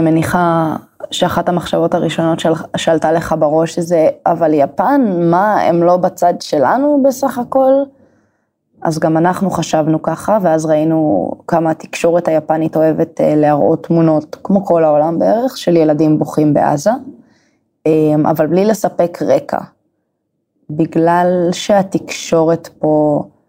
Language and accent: Hebrew; Emek Hefer, Central District, Israel; moved away as an adult; also born or lived in Kyoto, Japan; now in Tokyo, Japan; כרגע מטוקיו, במקור מעמק חפר